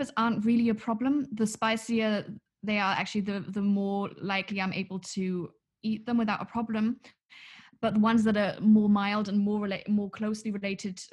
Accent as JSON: {"language": "English", "town": "Munich", "region": "Bavaria", "country": "Germany", "tie": "born or raised there", "said": "we grew up in Munich"}